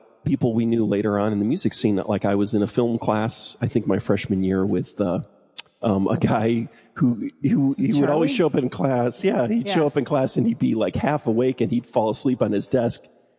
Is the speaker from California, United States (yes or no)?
no; Illinois, United States; Yeah, I was in the suburbs. Southwest suburbs of Chicago.